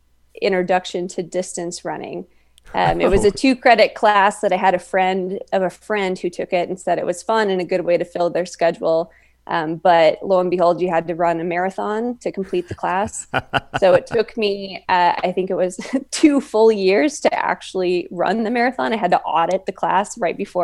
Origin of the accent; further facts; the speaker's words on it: Midwest, United States; I grew up in the Midwest, so there's not really much for mountains